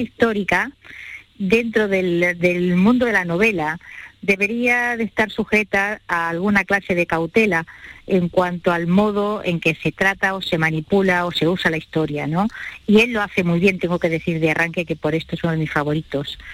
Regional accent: Spain; somos los españoles

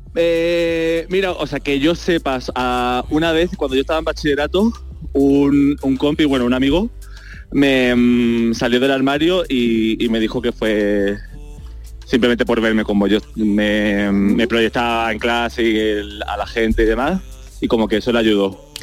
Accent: Málaga, Andalusia, Spain; Soy el peor malagueño del mundo

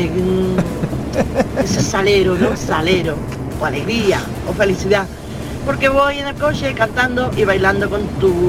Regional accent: Cádiz, Andalusia, Spain; also born or lived in Tenerife / France / Córdoba; yo soy de Cádiz. Eh, vivo los fines de semana en el puerto Santa María. Y de lunes a jueves vivo en, en Algeciras por mi trabajo. He vivido en Tenerife, he vivido en Francia, Córdoba

